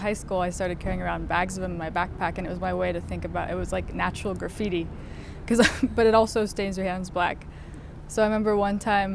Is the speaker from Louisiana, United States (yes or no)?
no; Denver, Colorado, United States; I grew up in Denver